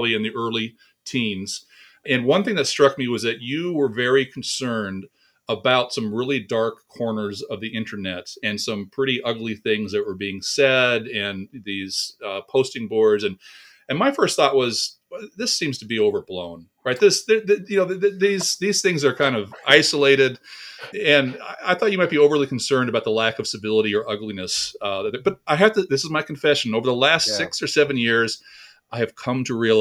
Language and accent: English; California, United States; moved away; also born or lived in Waco, Texas; We're both from California